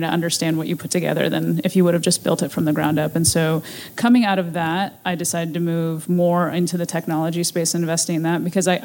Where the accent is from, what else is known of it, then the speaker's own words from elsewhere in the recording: Ohio, United States; moved away; my hometown in Ohio